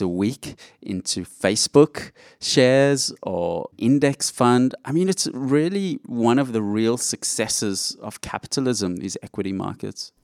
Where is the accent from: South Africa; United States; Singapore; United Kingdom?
South Africa; Johannesburg, Gauteng; now in Australia; I grew up in Johannesburg, South Africa